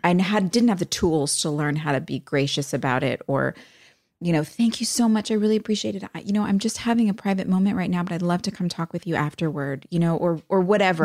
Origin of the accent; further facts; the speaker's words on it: New Jersey, United States; moved away as an adult; also born or lived in New York City, New York / Los Angeles, California / Wilmington, North Carolina; I grew up in Jersey and in the city.